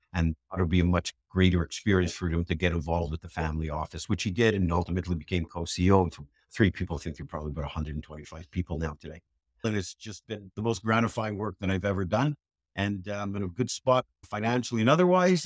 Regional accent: Montreal, Quebec, Canada; moved away; I was living in Canada, I grew up in Canada, Montreal

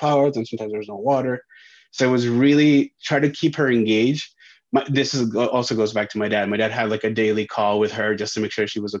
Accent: Venezuela; also born or lived in Peru; now in Boston, United States; go to Venezuela, which is where I grew up

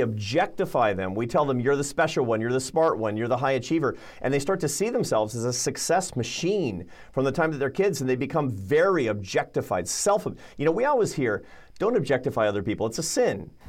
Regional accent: Seattle, Washington, United States; I grew up in Seattle, Washington

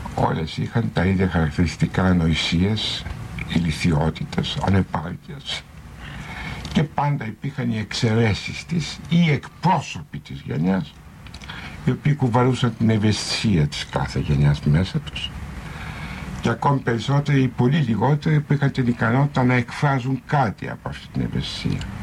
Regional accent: Greece; σαν Έλληνας πολίτης

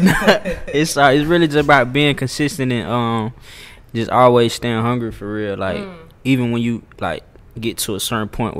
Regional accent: Atlanta, Georgia, United States; Born and raised in Atlanta, Georgia, from East Atlanta, to be specific

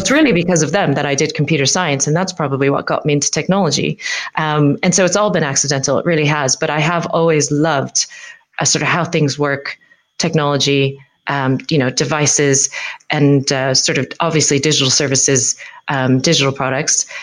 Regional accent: United States; now in United Kingdom; as an American

